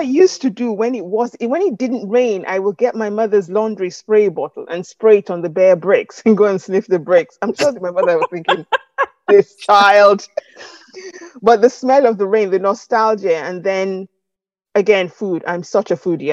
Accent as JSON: {"language": "English", "country": "Nigeria", "tie": "born or raised there", "accent": "Nigerian", "moved": "as an adult", "lives_now": "United Kingdom", "said": "I grew up in Nigeria"}